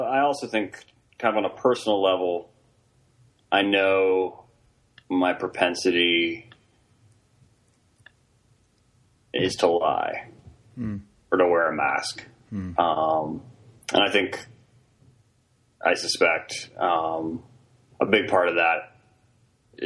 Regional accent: Virginia, United States; also born or lived in Princeton, New Jersey; I grew up in Virginia

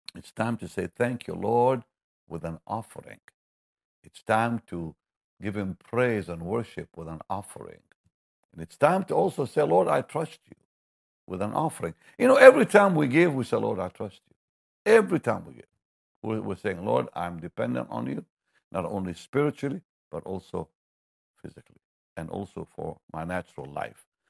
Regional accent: Jaffa, Tel Aviv District, Israel; I come from Jaffa

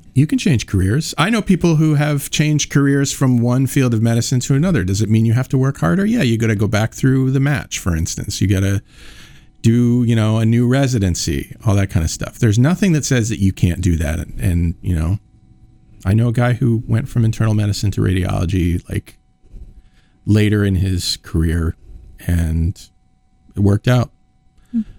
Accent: East Coast, United States; now in Iowa, United States; I'm from the East Coast

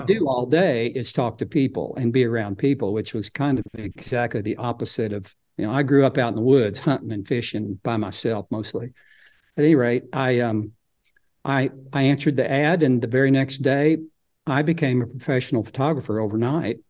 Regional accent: Fayetteville, Arkansas, United States; I was born in Fayetteville and, um, lived there till in my forties

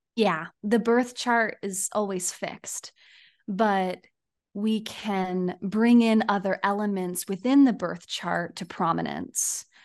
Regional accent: Poway, California, United States; my town where I was born in the San Diego area

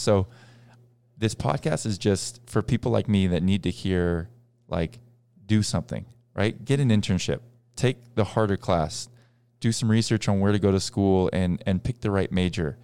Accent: Boston, Massachusetts, United States; we grew up in Boston

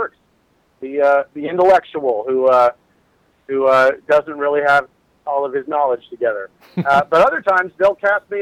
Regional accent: Santa Cruz, California, United States; now in Los Angeles area, United States; I grew up in Santa Cruz with Shakespeare Santa Cruz

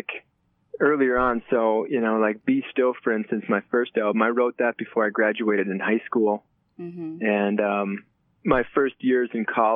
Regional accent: Chisago Lakes, Minnesota, United States; I grew up north of the Twin Cities in a small town called Chisago Lakes.

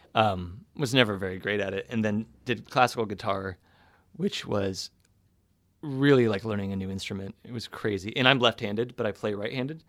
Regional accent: Sonoma, California, United States; Northern California, so Sonoma

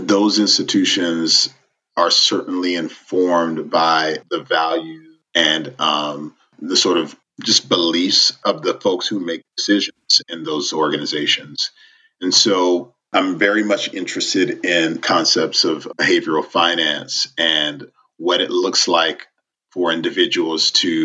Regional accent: Miami, Florida, United States; moved away; Miami and Little Haiti in particular is just it gave me my identity.

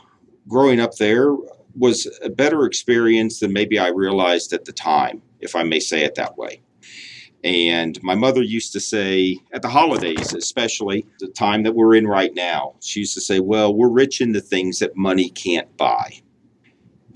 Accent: Tulsa, Oklahoma, United States; also born or lived in Chicago area, Illinois; I grew up in Tulsa. Had moved there after I was born. I was born in a little town outside of Chicago

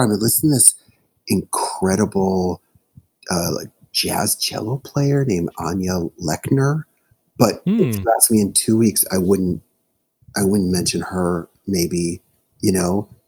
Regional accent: Chicago, Illinois, United States; I'm from Chicago

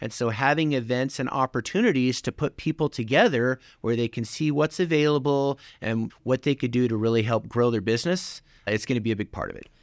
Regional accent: Lander, Wyoming, United States; moved away as an adult; I grew up in Lander, graduated class of 96

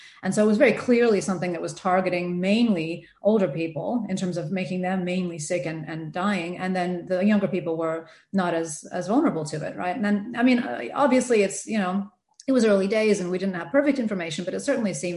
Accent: United States; accent: American; moved away as an adult; also born or lived in Adelaide, Australia; now in Sydney, Australia; I'm American, as you can probably tell from the accent

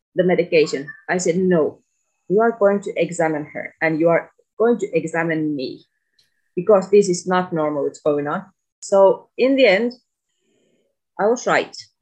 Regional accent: Finland; moved away as an adult; now in Tunisia; my home country

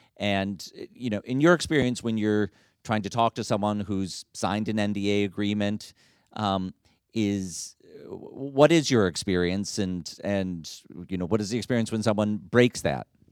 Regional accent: Detroit, Michigan, United States; my hometown, Detroit

